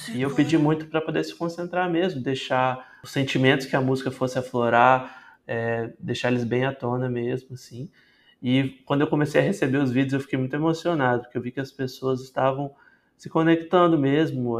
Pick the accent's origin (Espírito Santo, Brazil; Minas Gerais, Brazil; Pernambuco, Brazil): Espírito Santo, Brazil; Vitória; E eu sou de Vitória, no Espírito Santo, tenho 27 anos